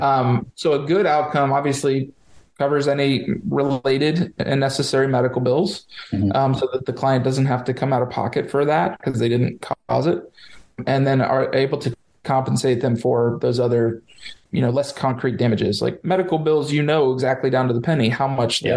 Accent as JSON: {"language": "English", "town": "Lakewood Ranch", "region": "Florida", "country": "United States", "tie": "born or raised there", "also_born_or_lived": "Denver, Colorado", "said": "I'm a Florida native. I was born and raised in Sarasota, Lakewood Ranch"}